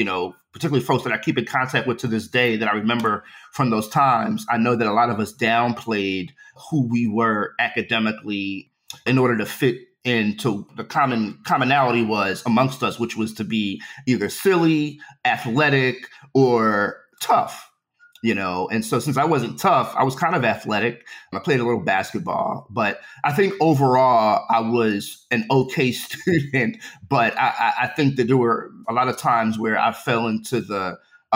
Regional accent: Philadelphia, Pennsylvania, United States; also born or lived in Queens, New York; I grew up in West Philly in various neighborhoods

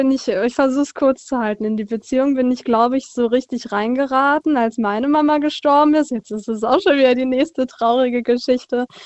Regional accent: Frankenthal, Rhineland-Palatinate, Germany; Äh, aus Frankenthal.

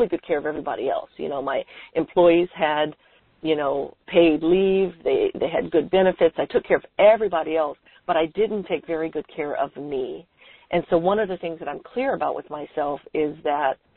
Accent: San Francisco, California, United States; I was born and raised in San Francisco

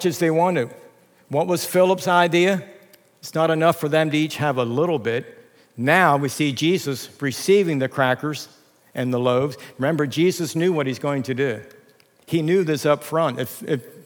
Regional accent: Lancaster County, Pennsylvania, United States; moved away as an adult; now in Reading, United States; growing up in Lancaster County

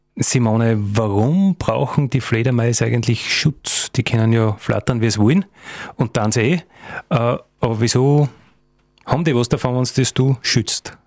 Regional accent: Styria, Austria; bei uns in der Steiermark oder in Österreich

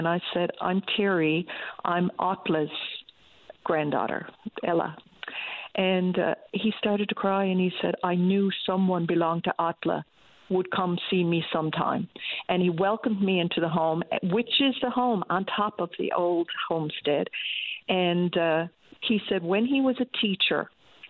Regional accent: Canada; I said, Canada.

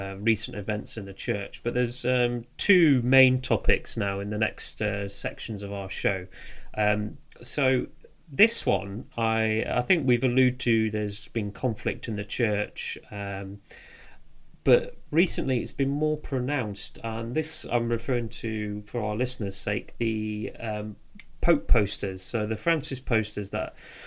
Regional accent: England, United Kingdom; we're very English

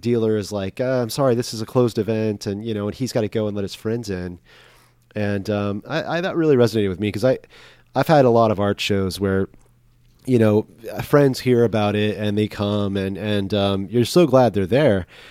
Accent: Corpus Christi, Texas, United States; growing up in Corpus

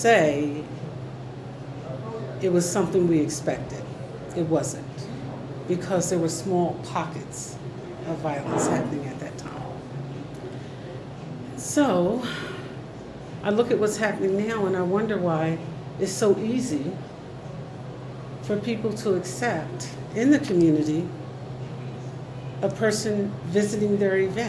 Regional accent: Trenton, New Jersey, United States; I was born and raised here in Trenton. I am a fourth generation Trentonian.

